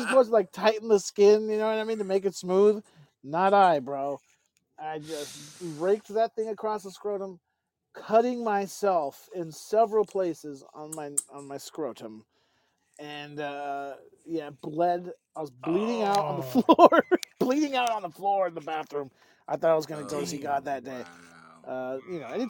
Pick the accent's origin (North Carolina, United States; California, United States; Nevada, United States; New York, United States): California, United States; I'm from California.